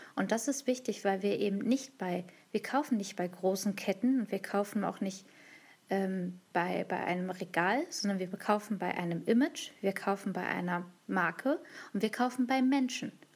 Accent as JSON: {"language": "German", "town": "Hanover", "region": "Lower Saxony", "country": "Germany", "said": "ich komme aus Hannover, aus dem Rheinraum Hannover"}